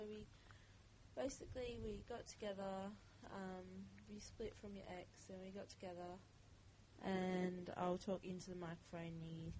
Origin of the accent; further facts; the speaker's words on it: Glengarry Hospital, Western Australia, Australia; born or raised there